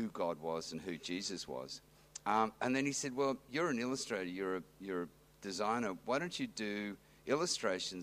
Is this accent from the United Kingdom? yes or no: no; Western Australia, Australia; also born or lived in New South Wales; now in Manly, Australia; I grew up in Western Australia on a small property, sort of 200 miles, what is it, southeast of Perth